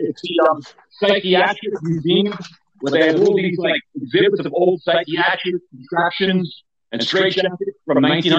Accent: Long Island, New York, United States; Yeah, I'm from New York.

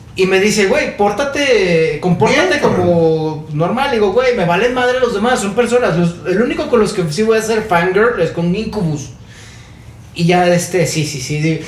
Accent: Mexico; soy de México

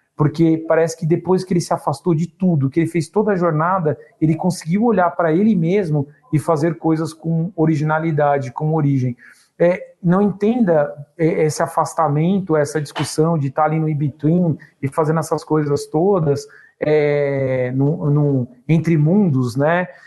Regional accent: ABC region, São Paulo, Brazil; pro lugar que eu nasci

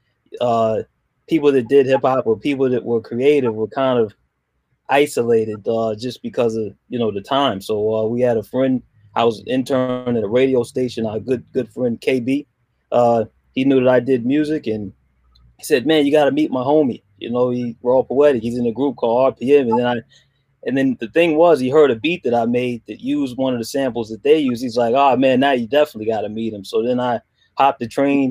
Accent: Washington, District of Columbia, United States; originally from Washington, D.C.

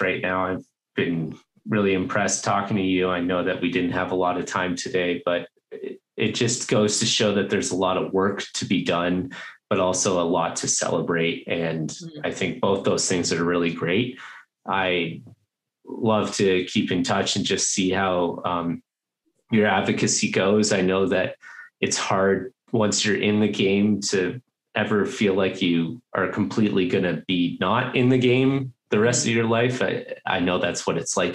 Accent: Toronto, Ontario, Canada; I'm from Toronto

